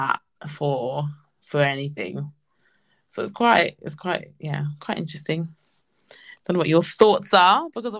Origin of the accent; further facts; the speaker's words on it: London, United Kingdom; I'm a Londoner, like London all day every day.